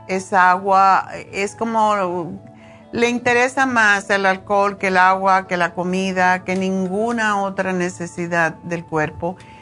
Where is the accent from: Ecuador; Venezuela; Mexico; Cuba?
Cuba; moved away; also born or lived in Spain; desde que me fui de Cuba